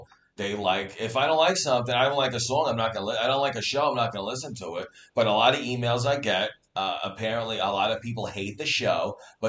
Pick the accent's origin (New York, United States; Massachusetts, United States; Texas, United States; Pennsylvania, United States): New York, United States; New York City; now in Staten Island, United States; I grew up in Brooklyn where people were getting shot every day and killed. That's why we had to move over here.